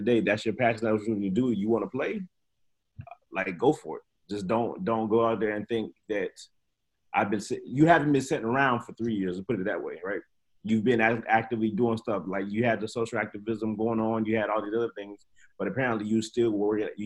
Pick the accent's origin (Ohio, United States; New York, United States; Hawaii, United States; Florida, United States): Ohio, United States; Cincinnati; I'm from Cincinnati, and Cincinnati's always sucked